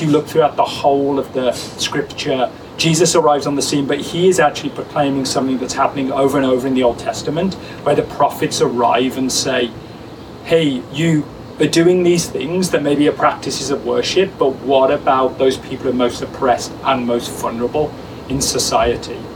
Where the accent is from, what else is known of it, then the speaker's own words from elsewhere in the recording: England, United Kingdom; now in Hamilton, Canada; me as an English person